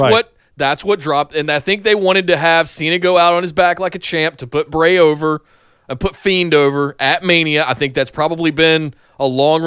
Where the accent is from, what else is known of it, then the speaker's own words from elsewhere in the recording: Southern, United States; I am Southern, you know. I was raised in the woods.